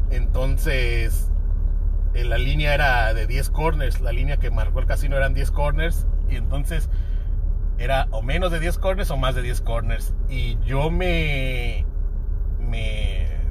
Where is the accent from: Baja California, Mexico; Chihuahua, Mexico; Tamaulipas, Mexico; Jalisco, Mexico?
Baja California, Mexico; Tijuana; aquí crecí